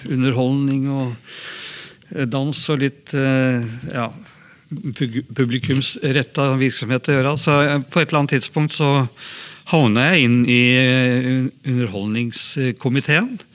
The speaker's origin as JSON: {"language": "Norwegian", "town": "Hamar", "region": "Innlandet", "country": "Norway", "tie": "born or raised there"}